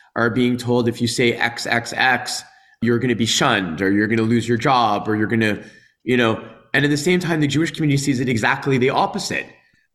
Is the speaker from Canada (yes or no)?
yes; Dollard-des-Ormeaux, Quebec, Canada; I grew up in Dollard on the West Island